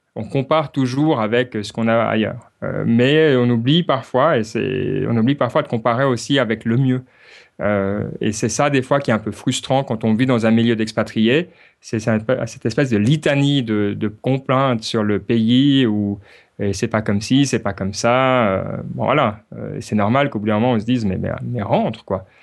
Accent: Switzerland; now in Ireland; en tant que Suisse

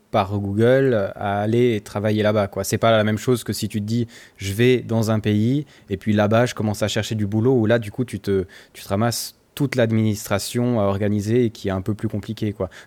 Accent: France; En tant que Français

